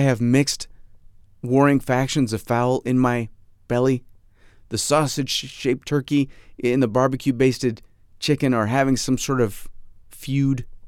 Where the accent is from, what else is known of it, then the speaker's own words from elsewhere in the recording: Fairport, New York, United States; my hometown of Fairport, New York, my supposed hometown, my, my soon-to-be, p-, potentially soon-to-be former hometown